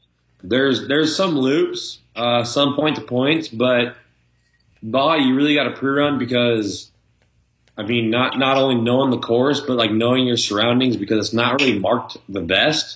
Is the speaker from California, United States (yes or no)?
yes; Lucerne Valley, California, United States; it's right here in Lucerne, mm-hmm. my hometown